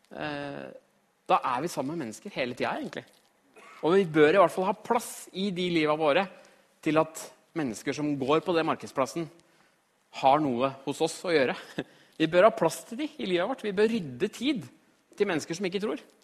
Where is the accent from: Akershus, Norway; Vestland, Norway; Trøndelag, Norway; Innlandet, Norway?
Innlandet, Norway; Trysil; moved away; also born or lived in Australia; jeg kommer fra Trysil.